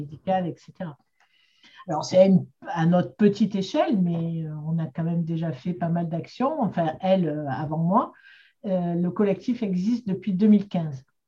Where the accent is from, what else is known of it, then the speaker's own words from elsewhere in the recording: Marseille, Provence-Alpes-Côte d'Azur, France; j'ai grandi à Marseille